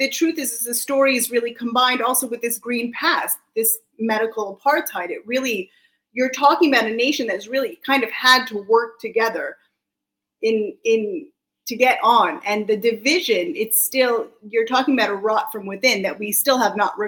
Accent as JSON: {"language": "English", "region": "just outside DC on the Virginia side", "country": "United States", "tie": "born or raised there", "moved": "yes", "lives_now": "Israel", "said": "I'm American also. I was grew up just outside DC on the Virginia side"}